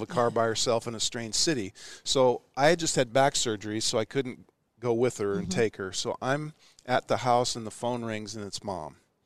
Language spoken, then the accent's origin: English; Ashland, Nebraska, United States; moved away as an adult; now in Houston, United States; growing up in Ashland